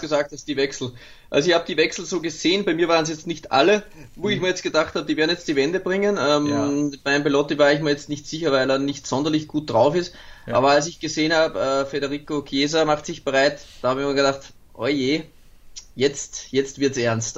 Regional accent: Austria; mein Geburtsland halt, ähm, wo ich seit 35 Jahren lebe

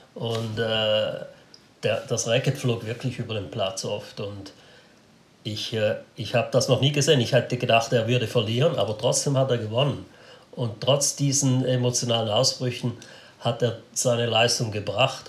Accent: Switzerland; Wir Schweizer

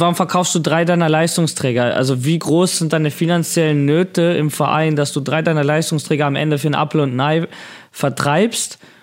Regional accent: Hamburg, Germany; als Hamburger

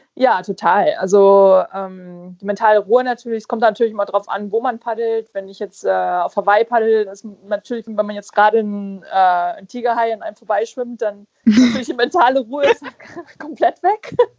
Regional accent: Fuerteventura, Canary Islands, Spain; ich bin ja auf Fuerteventura aufgewachsen, also das gehört ja zu, zu Spanien

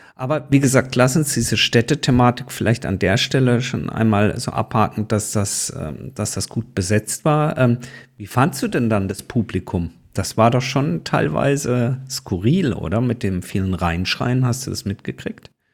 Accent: Karlsruhe, Baden-Württemberg, Germany; in meiner Heimatstadt Karlsruhe

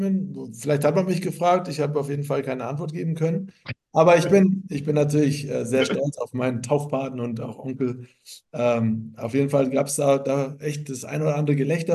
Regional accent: Rattelsdorf, Bavaria, Germany; accent: Franconian; moved away as an adult; now in Munich, Germany; bin stolzer Franke, auch wenn ich jetzt äh, mehr oder weniger in München zu Hause bin

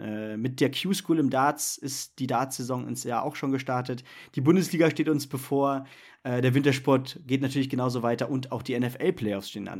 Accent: Germany; bei uns in Deutschland

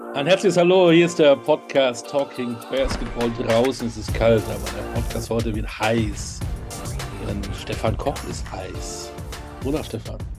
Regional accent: North Rhine-Westphalia, Germany; ich bin Westfale

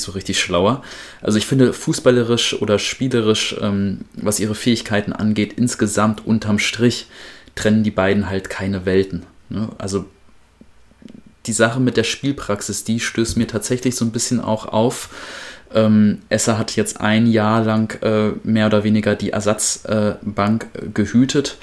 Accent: Wedemark, Lower Saxony, Germany; meine Heimat

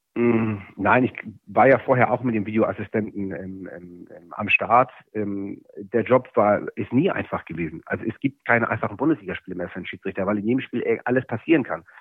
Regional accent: Hamburg, Germany; Ich bin, bin äh, in Hamburg-Mansberg aufgewachsen, in einer Plattenbausiedlung

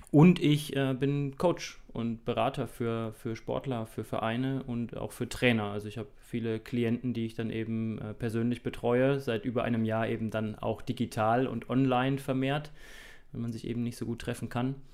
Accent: Thuringia, Germany; moved away as an adult; Ich bin mit 18 äh, aus Thüringen äh, ausgewandert und ähm, war dann drei Jahre am Bayerischen Untermain beim TV Großwallstadt.

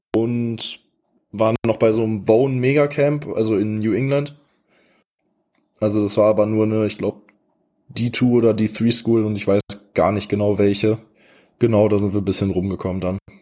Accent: Ratingen, North Rhine-Westphalia, Germany; ich bin 21, ich komme aus Rating, Nähe von Düsseldorf

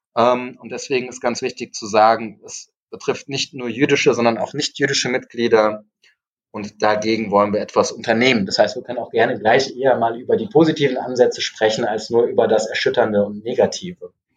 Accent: Frankfurt, Hesse, Germany; ich komme auch aus Frankfurt, wir leben hier in einer großen Multikulti-Stadt

